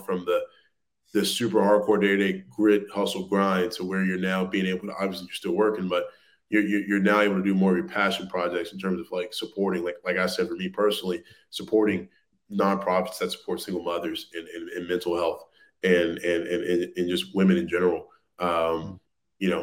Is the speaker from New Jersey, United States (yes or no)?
no; Louisiana, United States; I'm originally from Louisiana